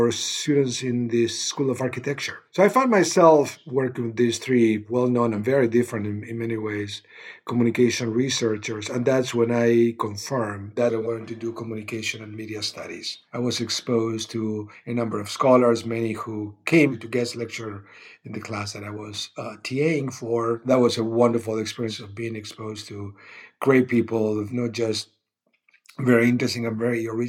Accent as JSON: {"language": "English", "country": "Argentina", "tie": "born or raised there", "also_born_or_lived": "Patagonia / Buenos Aires", "said": "I grew up in Argentina."}